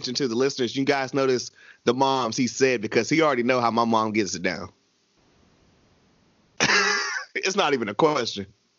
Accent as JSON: {"language": "English", "region": "the South", "country": "United States", "tie": "born or raised there", "said": "we were raised in the South."}